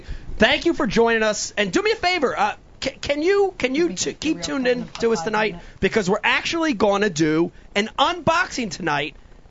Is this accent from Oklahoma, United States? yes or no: no; New Jersey, United States; accent: New Jersey; That's just my New Jersey accent.